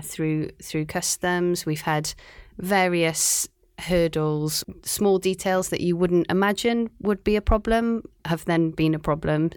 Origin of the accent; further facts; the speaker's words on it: Cardiff, Wales, United Kingdom; also born or lived in Aberystwyth; now in Shanghai, China; I'm from Cardiff in Wales